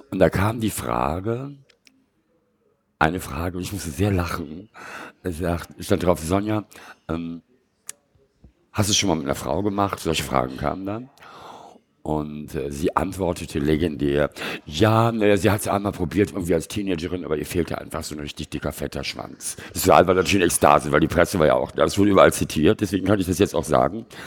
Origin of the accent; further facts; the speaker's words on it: Bonn, North Rhine-Westphalia, Germany; also born or lived in Munich / Lenggries / Oslo; Ja, und dann bin ich die ersten vier Jahre in München aufgewachsen und in Lengries, also im Bayerischen Voralpen und in Oslo. Und dann sind wir nach Bonn gezogen